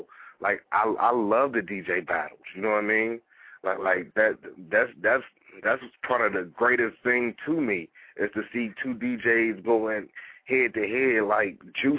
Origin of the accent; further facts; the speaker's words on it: West Coast, United States; now in North Carolina, United States; a lot of cats know that I grew up on the West Coast, but I've been here in North Carolina since 1995.